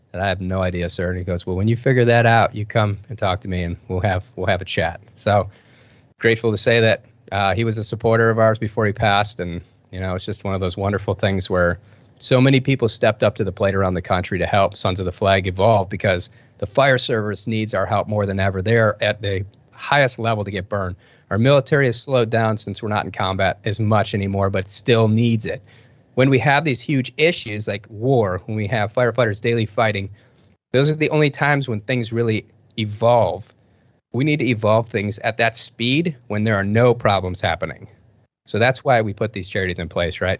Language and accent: English; Detroit, Michigan, United States; I grew up in Detroit, Michigan